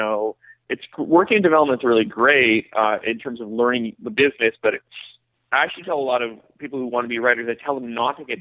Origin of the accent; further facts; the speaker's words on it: Canada; moved away as an adult; now in United States; being Canadian